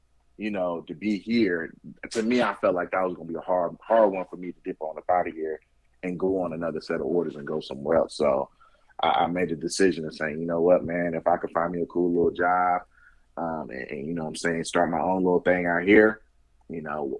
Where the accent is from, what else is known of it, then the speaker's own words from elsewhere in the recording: Oakland, California, United States; moved away as an adult; now in Las Vegas, United States; I'm from Oakland, California, but I got family here in Vegas